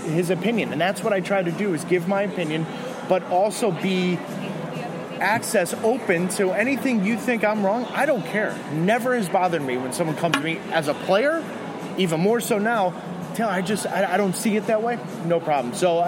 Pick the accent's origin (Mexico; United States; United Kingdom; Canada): United States; as an American commentator